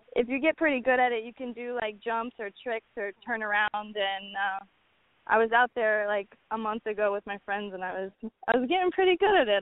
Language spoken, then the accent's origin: English; New Orleans, Louisiana, United States; moved away as an adult; now in New York City, United States; I'm from New Orleans, so from a young age I've been going to jazz festivals